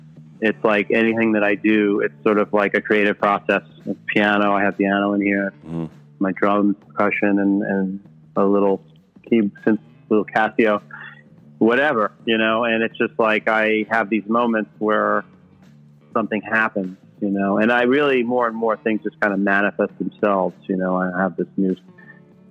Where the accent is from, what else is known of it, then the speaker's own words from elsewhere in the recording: New York City, New York, United States; growing up in New York City